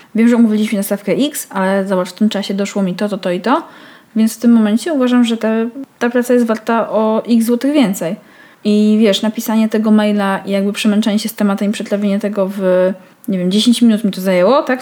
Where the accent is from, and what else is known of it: Białystok, Podlaskie Voivodeship, Poland; born or raised there; moved away as an adult; now in Warsaw, Poland